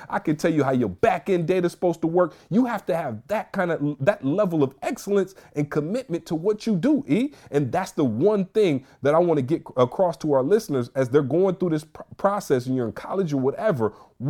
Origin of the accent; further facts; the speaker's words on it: Michigan, United States; I don't know. I'm from the Mitten. I don't really believe we have flying squirrels.